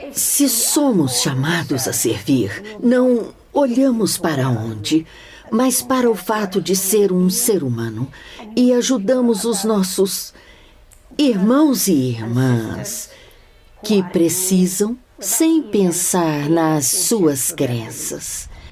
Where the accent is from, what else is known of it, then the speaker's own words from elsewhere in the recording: Gaza, Gaza Strip, Palestine; also born or lived in Egypt / England; Nasci em Gaza, numa família da classe média. E estudei em Gaza.